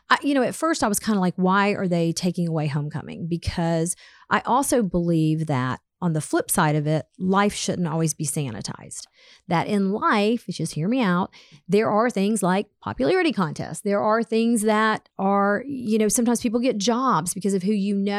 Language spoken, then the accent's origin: English; Atlanta, Georgia, United States; I grew up in Atlanta